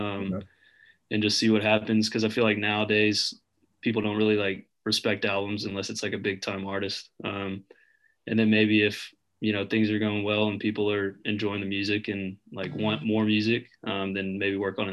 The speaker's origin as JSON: {"language": "English", "town": "Birmingham", "region": "Alabama", "country": "United States", "also_born_or_lived": "Auburn, Alabama", "moved": "as an adult", "lives_now": "Nashville, United States", "said": "I was back home in Birmingham for the summer for 3 months or so, and then I moved up here in September"}